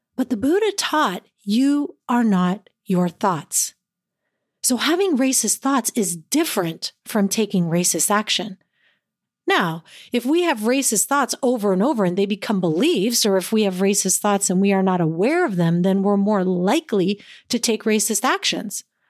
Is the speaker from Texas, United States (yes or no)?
no; East Palo Alto, California, United States; I grew up in East Palo Alto, in a racially diverse community and within a tight-knit Filipino group.